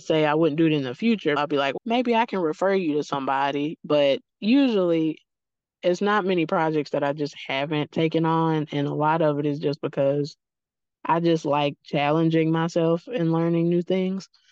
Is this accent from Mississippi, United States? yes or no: yes; Mississippi, United States; I'm not far from Oxford, Mississippi, which is Faulkner City